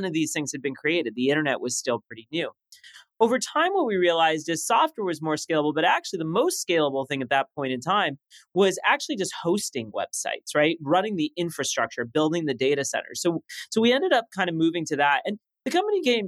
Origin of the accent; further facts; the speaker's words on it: Los Angeles, California, United States; first language French; English is a second language; also born or lived in Paris, France; I'm growing up in Los Angeles with this like thick French accent